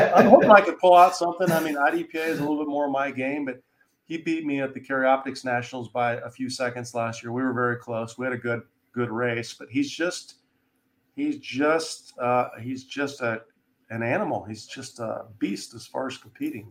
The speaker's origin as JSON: {"language": "English", "region": "Wyoming", "country": "United States", "moved": "yes", "said": "I'm from Wyoming originally"}